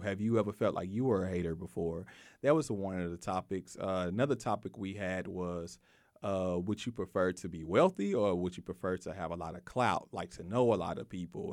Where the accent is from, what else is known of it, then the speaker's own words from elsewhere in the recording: Waco, Texas, United States; I grew up in North Waco